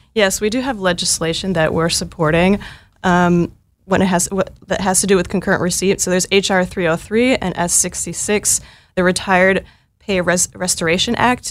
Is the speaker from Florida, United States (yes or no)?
no; Northfield, Minnesota, United States; I'm originally from Northfield, Minnesota, uh, small town Minnesota of only fifteen thousand people